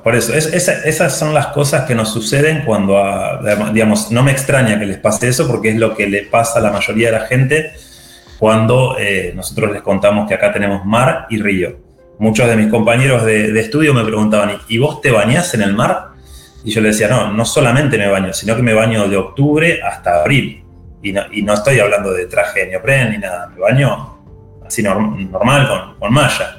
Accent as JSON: {"language": "Spanish", "town": "Viedma", "region": "Río Negro", "country": "Argentina", "tie": "born or raised there", "also_born_or_lived": "Buenos Aires", "said": "Estoy en Viedma, eh, soy nacido aquí, viví casi toda mi vida acá excepto cuando me fui a estudiar a Buenos Aires"}